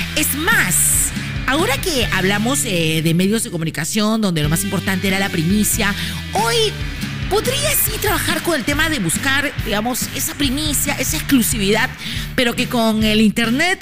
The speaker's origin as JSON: {"language": "Spanish", "country": "Peru", "said": "soy una locutora peruana feliz"}